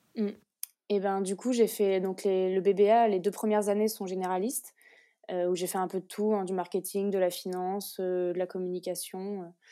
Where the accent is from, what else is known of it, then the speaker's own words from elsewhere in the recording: Orléans, Centre-Val de Loire, France; also born or lived in Lille; je viens d'Orléans, j'étais à l'EDEC de Lille et, là je suis revenue dans la région pour faire mon alternance